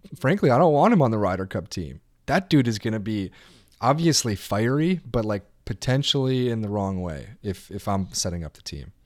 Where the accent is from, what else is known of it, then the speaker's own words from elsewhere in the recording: Wisconsin, United States; I'm from Wisconsin